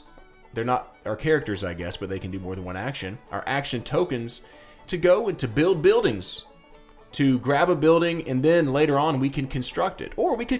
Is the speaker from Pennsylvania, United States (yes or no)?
no; Tennessee, United States; I'm from Tennessee.